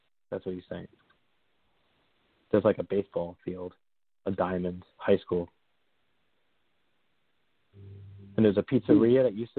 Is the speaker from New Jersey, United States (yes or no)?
yes; New Jersey, United States; I'm from New Jersey, right? And I could tell one of my relatives that they were describing my hometown where there's a little winding roads in Bergen County